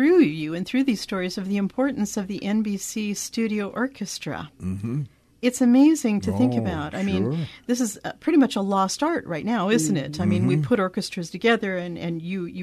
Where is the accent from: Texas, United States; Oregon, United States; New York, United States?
Oregon, United States; moved away; I'm from Oregon originally